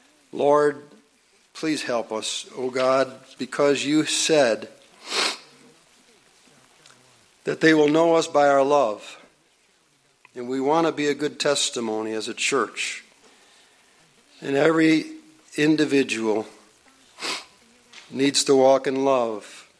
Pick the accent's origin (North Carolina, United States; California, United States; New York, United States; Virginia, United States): New York, United States; Buffalo; I grew up in South Buffalo.